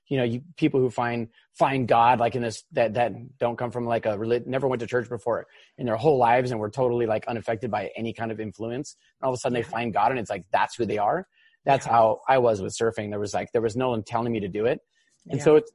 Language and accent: English; Hawaii, United States; I grew up here in Hawaii. I was born and raised